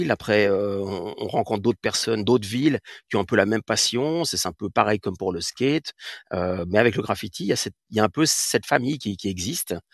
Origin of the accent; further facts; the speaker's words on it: Catalonia, Spain; je viens aussi euh, d'Espagne, donc surtout sur, la côte vers Tarragone et, Barcelone.